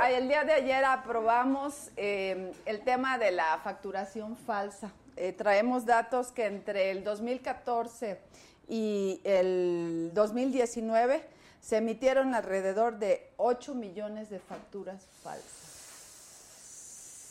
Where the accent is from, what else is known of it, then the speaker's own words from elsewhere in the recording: Cancún, Quintana Roo, Mexico; yo soy de Quintana Roo, de Cancún